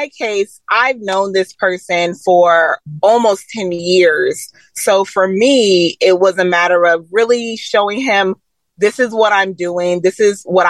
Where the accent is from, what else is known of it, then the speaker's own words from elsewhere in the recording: Atlanta, Georgia, United States; also born or lived in Stone Mountain, Georgia; growing up in Atlanta and Stone Mountain